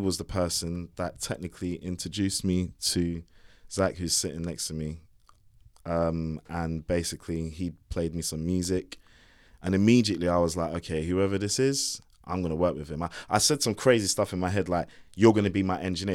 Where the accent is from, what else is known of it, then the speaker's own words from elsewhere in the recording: London, United Kingdom; moved away as an adult; also born or lived in Shepherd's Bush; now in Windsor, United Kingdom; I wasn't from Croydon and I wasn't from, you know, I was from Hammersmith